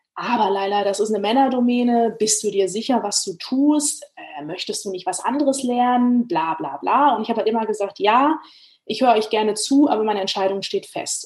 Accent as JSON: {"language": "German", "town": "Frankfurt am Main", "region": "Hesse", "country": "Germany", "tie": "born or raised there", "said": "ich bin in der Stadt groß geworden, in der der größte deutsche Flughafen lokalisiert ist, ne, Frankfurt am Main. Also ich bin gebürtige Frankfurterin"}